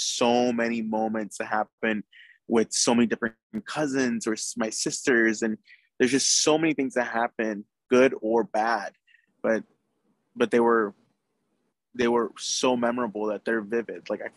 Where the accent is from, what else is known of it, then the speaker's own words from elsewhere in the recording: Naples, Florida, United States; I was born in Naples, Florida